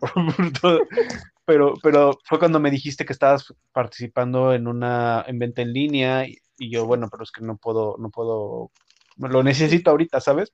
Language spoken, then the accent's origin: Spanish; Mexico; moved away; como mexicanos